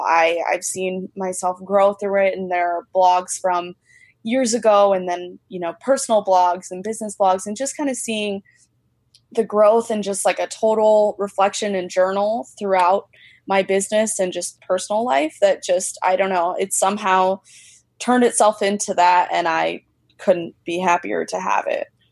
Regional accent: Central Illinois, United States; also born or lived in Chicagoland area; now in Chicago, United States; I was originally from Central Illinois

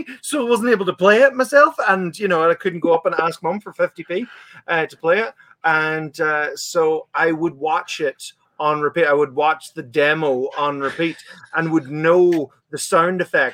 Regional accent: Letterkenny, Ulster, Ireland; growing up in Letterkenny

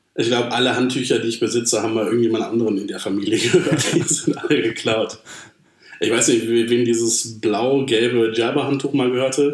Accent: Germany; ich bin Deutscher

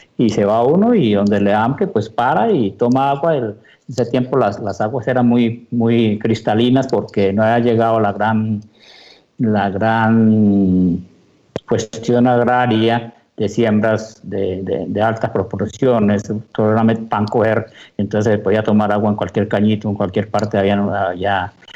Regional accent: Llanos Orientales, Colombia; donde me crié de llanero

